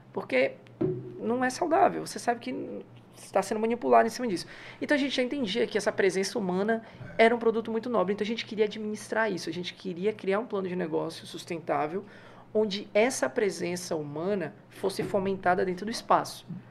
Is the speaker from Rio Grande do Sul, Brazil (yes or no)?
no; Salvador, Bahia, Brazil; also born or lived in São Paulo / Lauro de Freitas; Eu sou de Salvador